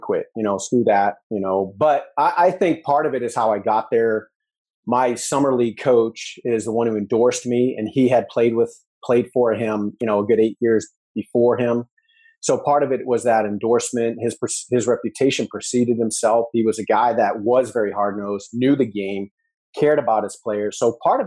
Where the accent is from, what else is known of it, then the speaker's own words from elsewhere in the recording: New Hampshire, United States; moved away as an adult; also born or lived in Missouri / Texas; I was in Missouri and I'm from New Hampshire